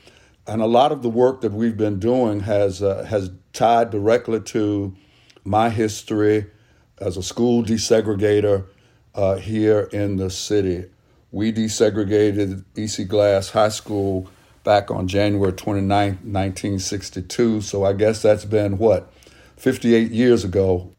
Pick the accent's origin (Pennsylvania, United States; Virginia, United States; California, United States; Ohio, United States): Virginia, United States; Lynchburg; Lynchburg was a fairly genteel town. I would not say that there were necessarily bad relationships between blacks and whites, but it is the South, and it was the 1940s and 1950s.